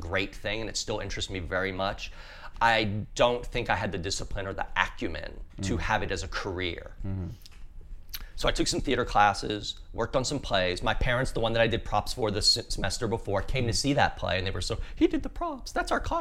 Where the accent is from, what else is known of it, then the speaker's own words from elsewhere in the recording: southern Louisiana, United States; I grew up in southern Louisiana.